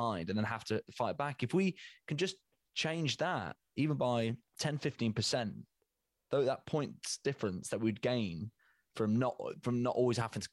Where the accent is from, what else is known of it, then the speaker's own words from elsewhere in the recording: Leicester, East Midlands, United Kingdom; I'm from Leicester